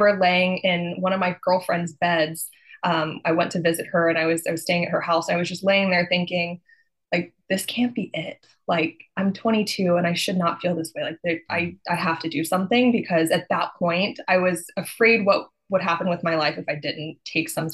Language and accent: English; Texas, United States; I'm from Texas and that's what we do.